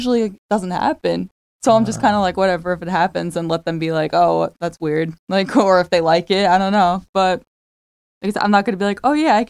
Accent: Long Island, New York, United States; Well, I'm 23. I'm from Long Island, New York.

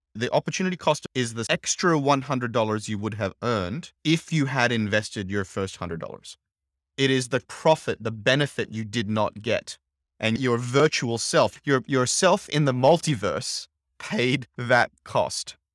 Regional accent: Brisbane, Queensland, Australia; moved away as an adult; also born or lived in Silicon Valley; Brisbane, which is my hometown

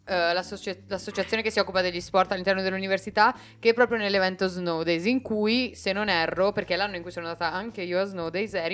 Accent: Rome, Lazio, Italy; born there; now in South Tyrol, Italy; Sono nata a {S1} Roma.

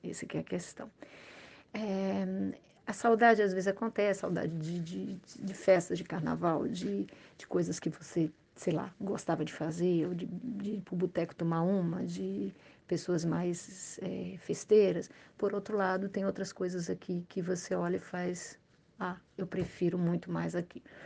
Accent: Brazil; moved away as an adult; now in Montreal, Canada; nós somos brasileiros, a gente não tem uma língua segunda

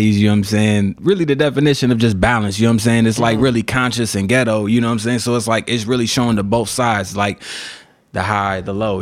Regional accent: North Chicago, Illinois, United States; I'm definitely from North Chicago

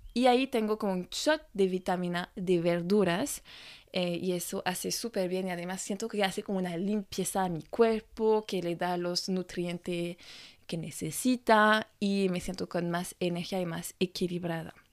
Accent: France

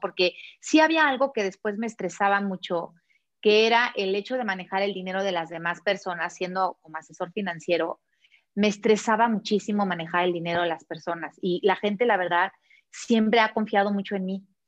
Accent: Mexico; moved away; also born or lived in Barcelona, Spain / Puebla, Mexico; nos regresamos a México decidiendo a Puebla buscando una mejor calidad de vida

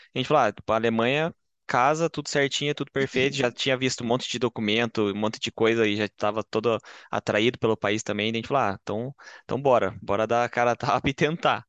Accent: Curitiba, Paraná, Brazil; moved away as an adult; now in Bochum, Germany; eu vim de Curitiba, uh, no Paraná

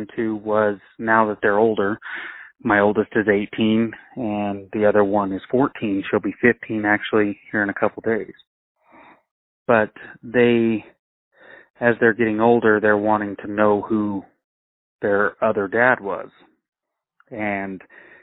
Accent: Rock Springs, Wyoming, United States; also born or lived in Utah / Colorado; I grew up here between Rock Springs, Wyoming, and I've actually moved around a little bit as a child. I was born in Utah, moved to Colorado, then moved to Wyoming.

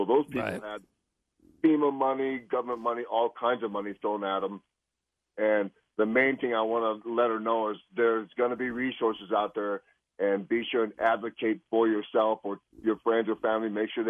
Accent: Los Alamos, New Mexico, United States; now in Colorado, United States; I was actually born and raised in Los Alamos, New Mexico

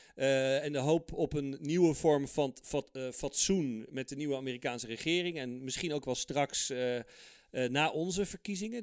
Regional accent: Netherlands; also born or lived in Heemstede; wij als Nederlanders

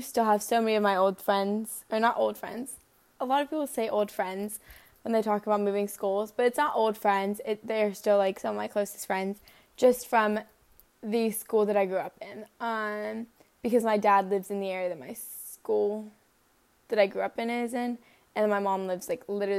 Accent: Norcross, Georgia, United States; I was born in Norcross, Georgia.

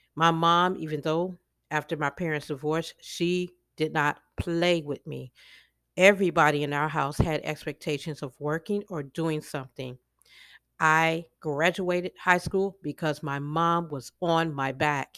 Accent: Chicago, Illinois, United States; moved away; what I call home, which is Chicago, 'cause I was born and raised in Chicago

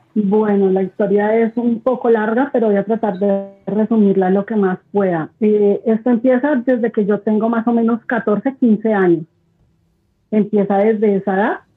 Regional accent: Bogotá, Colombia; yo soy de Bogotá, de Colombia

